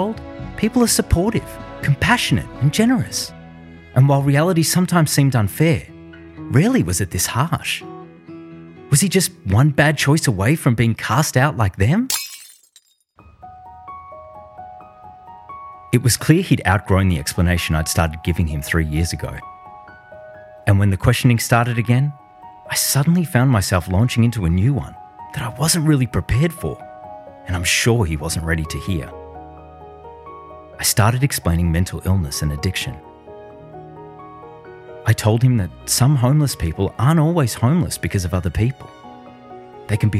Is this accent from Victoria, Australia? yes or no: yes; Melbourne, Victoria, Australia; moved away; we moved back to my hometown of Melbourne, Australia